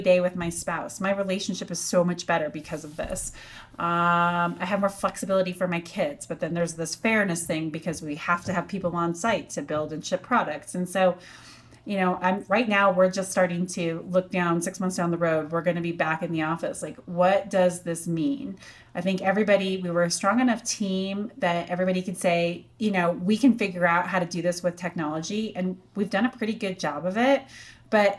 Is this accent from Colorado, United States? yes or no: yes; Durango, Colorado, United States; moved away as an adult; also born or lived in Texas; I had to go back to Durango